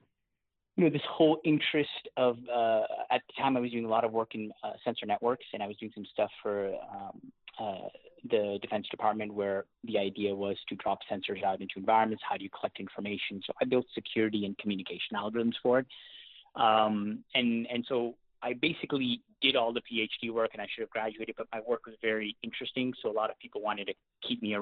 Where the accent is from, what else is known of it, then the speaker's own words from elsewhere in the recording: Seattle, Washington, United States; accent: hybrid Canadian-American; also born or lived in Canada; born and raised in Canada, but I grew up in Seattle